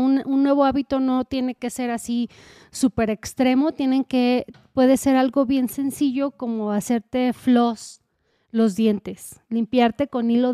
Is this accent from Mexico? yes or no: yes; Mexico; como buena mexicana